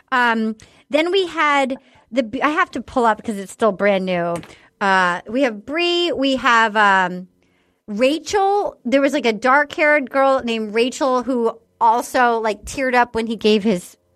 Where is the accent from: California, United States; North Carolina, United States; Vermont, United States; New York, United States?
North Carolina, United States; And I felt really smart to like be like, I'm from North Carolina, to like really smart.